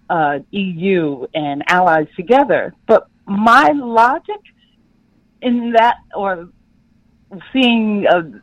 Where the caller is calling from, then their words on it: New York City, New York, United States; I'm calling from Brooklyn.